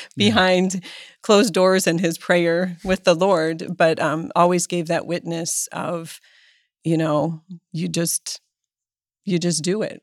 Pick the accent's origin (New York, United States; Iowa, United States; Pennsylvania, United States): Pennsylvania, United States; Erie; I was born in Erie, Pennsylvania